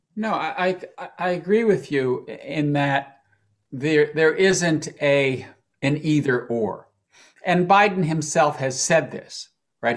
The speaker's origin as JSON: {"language": "English", "country": "United States", "also_born_or_lived": "Washington, D.C.", "said": "an American who lived in Washington for the last four years"}